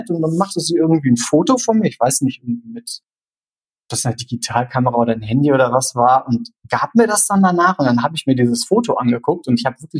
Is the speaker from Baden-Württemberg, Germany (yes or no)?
no; North Rhine-Westphalia, Germany; Aber aufgewachsen bin ich wirklich im Sauerland.